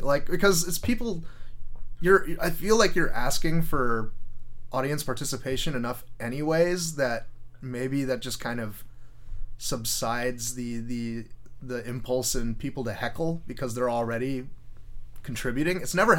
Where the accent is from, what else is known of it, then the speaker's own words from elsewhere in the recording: Mountain View, California, United States; also born or lived in Los Altos; now in Santa Cruz, United States; I grew up in Mountain View.